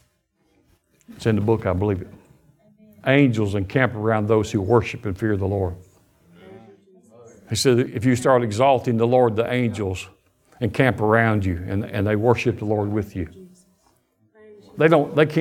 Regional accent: Alabama, United States; we're from Alabama

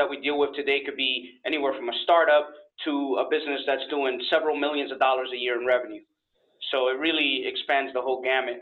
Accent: New York, United States; moved away as an adult; now in Florida, United States; I'm actually from New York. I've been in Florida for about almost 5 years now

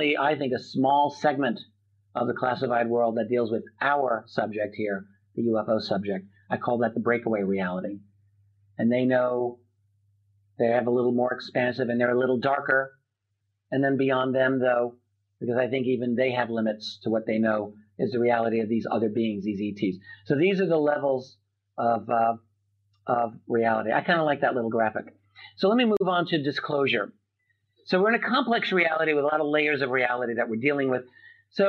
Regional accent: United States; I'm an American

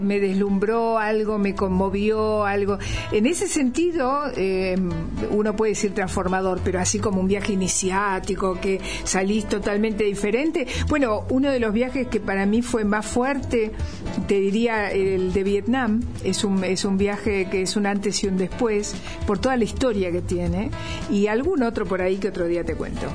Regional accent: Argentina; accent: Argentine; also born or lived in Bolivia / Santa Cruz de la Sierra; Y yo viví toda mi vida acá y voy a hablar como argentina

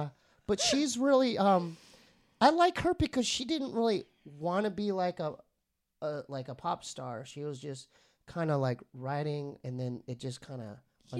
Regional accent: San Diego, California, United States; also born or lived in Poway; I'm from San Diego.

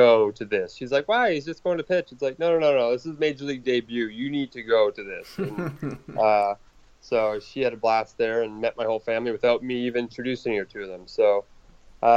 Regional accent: Canada; I'm Canadian, born and raised

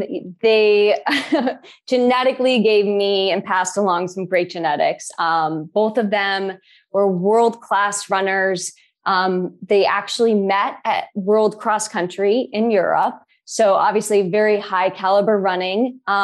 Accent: Boulder, Colorado, United States; I grew up in Boulder, Colorado for the first 5 years of my life. And I grew up running up in the mountains and into the Flatiron Hills.

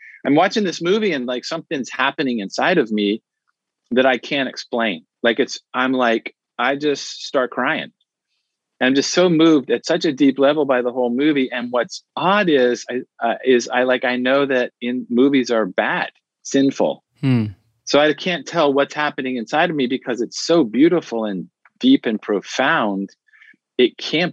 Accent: Washington, District of Columbia, United States; Yeah, so I'm from the Washington, D.C. area. That's where I grew up.

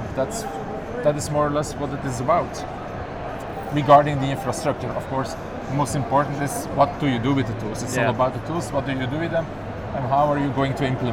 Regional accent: Belgium; from Belgium

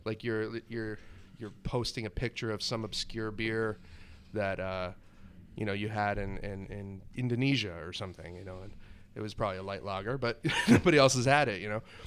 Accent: Florida, United States; moved away as an adult; also born or lived in Vermont; went off to college from Florida to Vermont

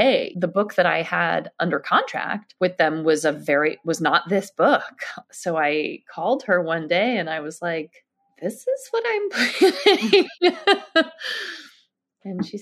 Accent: New York City, New York, United States; I grew up on the Upper West Side

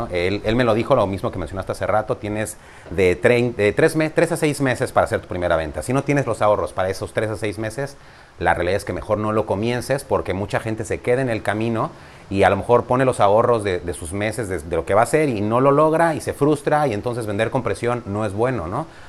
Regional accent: Durango, Mexico; now in Riviera Maya, Mexico; Durango, Durango.

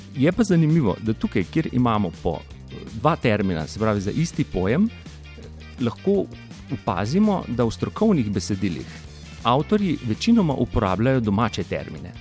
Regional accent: Slovenia

